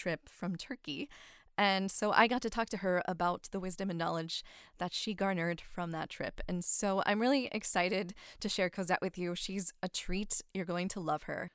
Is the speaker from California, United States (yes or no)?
no; West Virginia, United States; I grew up in West Virginia